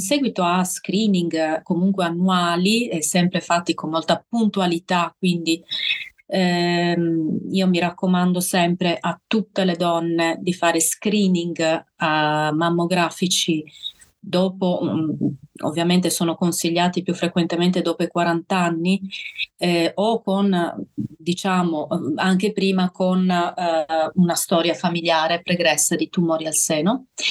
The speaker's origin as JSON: {"language": "Italian", "region": "Sardinia", "country": "Italy", "moved": "yes", "lives_now": "Bolzano, Italy", "said": "le mie origini sono sarde, sono, sono sarda."}